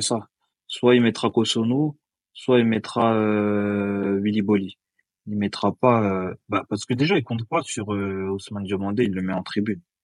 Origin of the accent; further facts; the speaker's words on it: Côte d’Ivoire; Après, moi, je suis ivoirien